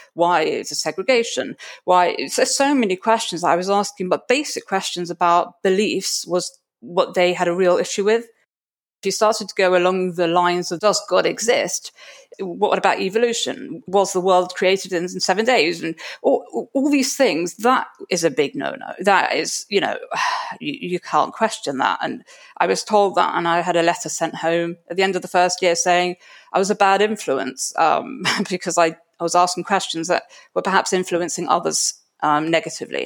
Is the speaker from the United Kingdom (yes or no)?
yes; London, United Kingdom; I come from Stamford Hill in London. I am one of 10 children.